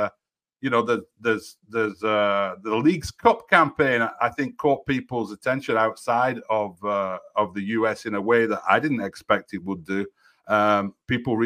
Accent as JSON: {"language": "English", "region": "the north of England", "country": "United Kingdom", "also_born_or_lived": "Budapest, Hungary / Italy / Miami, United States", "moved": "as an adult", "lives_now": "Broward County, United States", "said": "I'm from England, the north of England, but I live here in Broward County"}